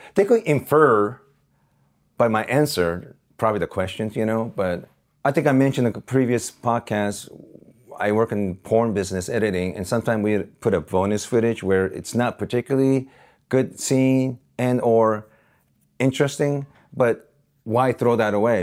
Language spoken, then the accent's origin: English; Osaka, Japan; now in Los Angeles, United States; that's my hometown